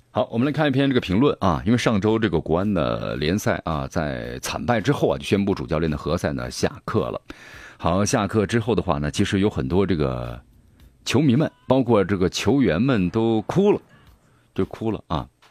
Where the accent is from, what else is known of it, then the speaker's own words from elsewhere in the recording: China; 咱们中国